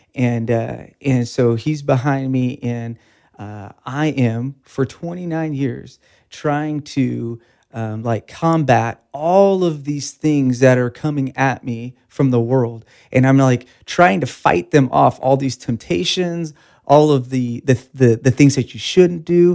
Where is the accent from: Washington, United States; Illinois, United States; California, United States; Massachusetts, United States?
California, United States; Bakersfield; Born and raised in Bakersfield, uh, nineteen eighty-three, um, and then went to the Bakersfield High School